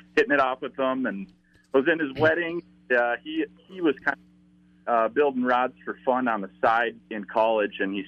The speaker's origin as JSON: {"language": "English", "town": "White Bear Lake", "region": "Minnesota", "country": "United States", "tie": "born or raised there", "said": "I was born and raised in White Bear Lake"}